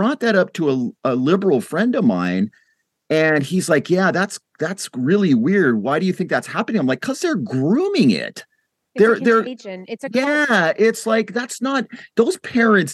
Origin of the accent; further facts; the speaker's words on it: United States